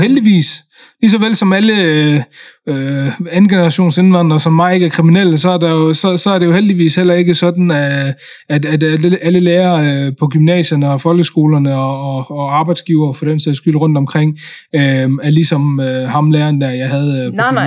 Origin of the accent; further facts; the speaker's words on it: Denmark; Jeg kom jo hertil som, som tre-fireårig, øh, og har jo både gået i børnehave her i Danmark og, og er vokset op, øh, i, øh, i, i det system